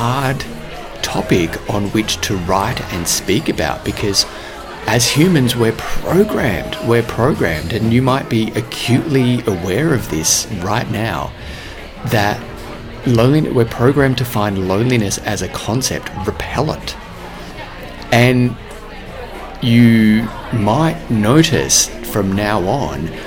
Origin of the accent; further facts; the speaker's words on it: Australia; I'm Australian